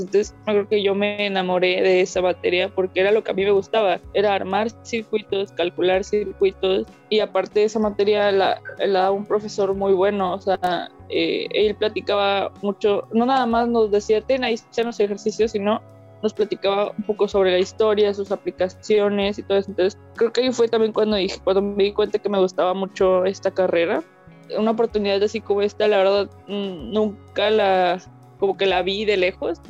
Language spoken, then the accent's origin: Spanish; Tamaulipas, Mexico; yo sea de aquí de Tamaulipas